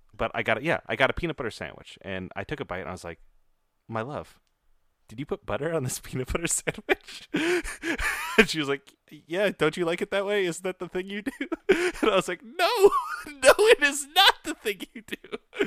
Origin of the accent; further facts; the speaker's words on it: Iowa, United States; I was raised in Iowa